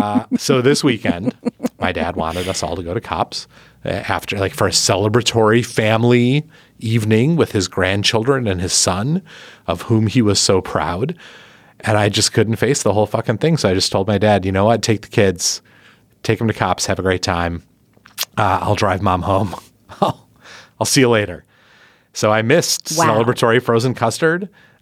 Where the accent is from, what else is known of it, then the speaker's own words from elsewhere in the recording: Milwaukee, Wisconsin, United States; So this weekend I was in my hometown, the place I grew up, beautiful Milwaukee, Wisconsin, a great place by a great lake, doing a book reading at a bookstore on the east side.